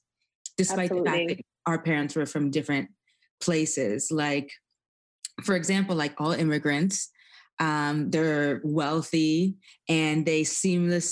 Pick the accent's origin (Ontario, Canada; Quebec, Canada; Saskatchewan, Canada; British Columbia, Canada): Ontario, Canada; Toronto; I was born in Toronto, Canada, as a second generation immigrant